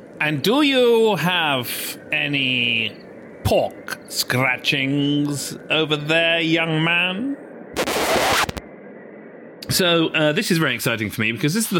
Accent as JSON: {"language": "English", "town": "Bournemouth", "region": "South West England", "country": "United Kingdom", "tie": "born or raised there", "also_born_or_lived": "London", "moved": "as an adult", "said": "he and I grew up together in Bournemouth"}